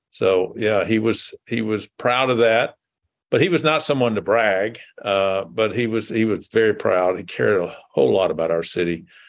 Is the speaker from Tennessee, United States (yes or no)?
yes; Jackson, Tennessee, United States; moved away as an adult; also born or lived in Memphis, Tennessee / Nashville, Tennessee / Massachusetts; now in Indianapolis, United States; I was born in Jackson, Tennessee, which is uh, about 80 miles northeast of Memphis. So it's a rural community. Was uh, when I grew up, there seemed to be more uh, cotton gins than uh, gas stations. and I went to uh, high school there